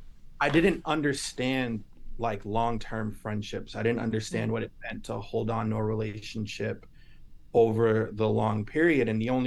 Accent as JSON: {"language": "English", "town": "Lynn", "region": "Massachusetts", "country": "United States", "tie": "born or raised there", "also_born_or_lived": "Salem / Texas", "said": "I was born in Salem, which is North Shore, Boston, and then lived in Texas for 5 years, came back around middle school, lived and grew up in Lynn through middle school, high school."}